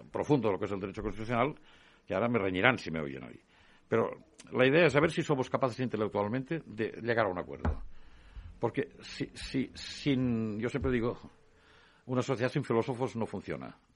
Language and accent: Spanish; Sabadell, Catalonia, Spain; now in Madrid, Spain; mi ciudad, de Sabadell